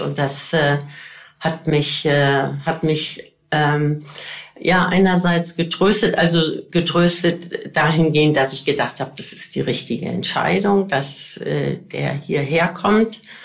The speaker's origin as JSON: {"language": "German", "area": "Bergisches Land", "region": "North Rhine-Westphalia", "country": "Germany", "tie": "born or raised there", "said": "ich bin groß geworden im Bergischen Land"}